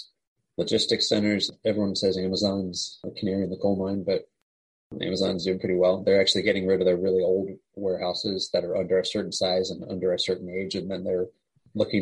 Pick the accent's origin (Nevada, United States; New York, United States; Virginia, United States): Virginia, United States; Winchester; also born or lived in San Francisco, California; now in Charlottesville, United States; Yeah, so I grew up in Winchester, Virginia. I live in Charlottesville now.